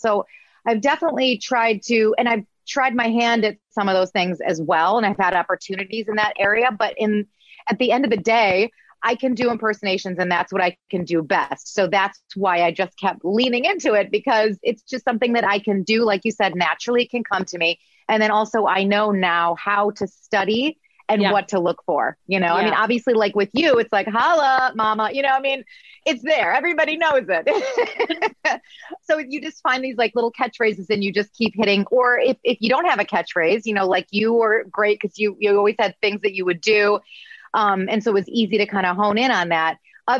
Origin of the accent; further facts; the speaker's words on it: Midwest, United States; accent: Midwest; I had to get rid of my Midwest accent